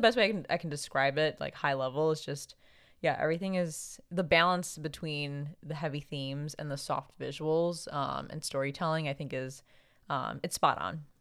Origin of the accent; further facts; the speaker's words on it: Philippines; now in United States; we're both Filipino